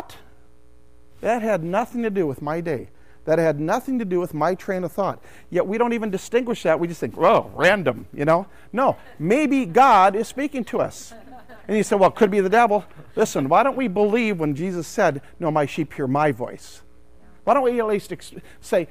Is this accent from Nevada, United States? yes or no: no; St. Cloud, Minnesota, United States; I'm from St. Cloud